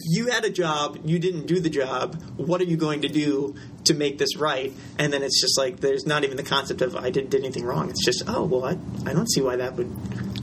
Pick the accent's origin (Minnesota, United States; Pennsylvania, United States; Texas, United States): Pennsylvania, United States; Philadelphia; moved away; also born or lived in Richmond, Virginia; I was born in Philadelphia